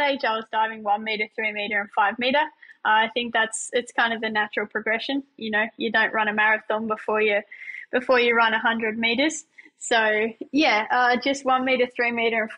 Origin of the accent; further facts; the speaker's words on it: Lake Macquarie, New South Wales, Australia; also born or lived in Newcastle; I was born and bred in Lake Macquarie, in a sleepy little town called Nordsworth. Spent most of my childhood there